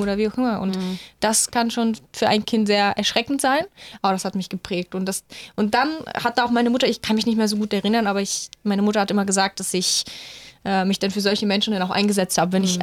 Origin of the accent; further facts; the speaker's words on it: Bulgaria; now in Germany; Ich komme aus Bulgarien